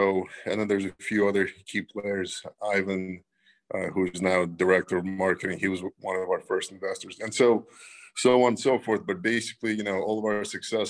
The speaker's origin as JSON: {"language": "English", "town": "New York City", "region": "New York", "country": "United States", "tie": "born or raised there", "also_born_or_lived": "Russia", "said": "I grew up in Brooklyn when we immigrated from Russia 32 years ago."}